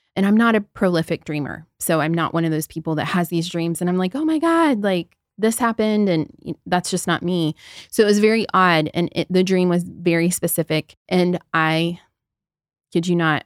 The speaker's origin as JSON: {"language": "English", "region": "Southern Ohio", "country": "United States", "tie": "born or raised there", "moved": "yes", "said": "I grew up in the Midwest. I'm from Southern Ohio. I essentially grew up in the middle of a cornfield"}